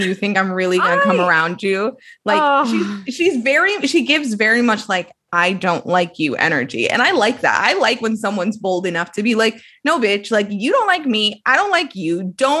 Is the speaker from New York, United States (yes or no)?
yes; Brooklyn, New York, United States; I grew up in Brooklyn, so I can say then.